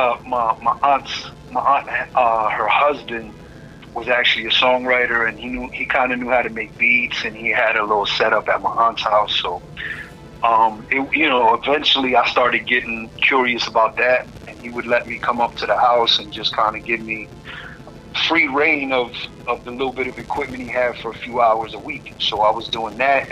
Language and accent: English; Philadelphia, Pennsylvania, United States; moved away as an adult; also born or lived in New York; I'm from North Philly, from the streets of North Philly, and my grandmother was raising me